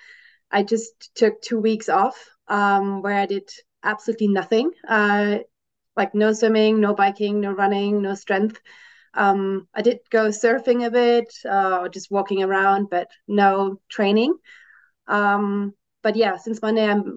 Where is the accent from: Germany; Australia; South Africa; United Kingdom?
Germany; moved away as an adult; now in Switzerland; I was born and raised in Germany and I'm now living in Switzerland because my husband works here